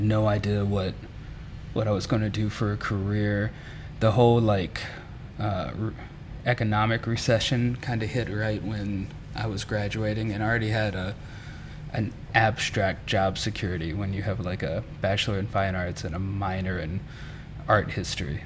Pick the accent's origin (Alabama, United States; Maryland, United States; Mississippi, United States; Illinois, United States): Mississippi, United States; moved away as an adult; also born or lived in Memphis, Tennessee; I'm from Mississippi